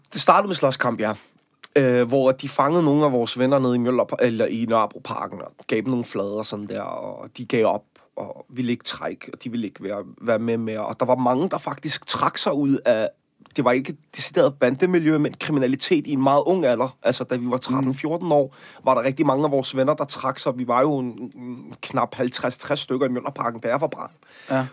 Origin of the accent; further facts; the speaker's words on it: Copenhagen, Capital Region of Denmark, Denmark; jeg er vokset op i Møllerparken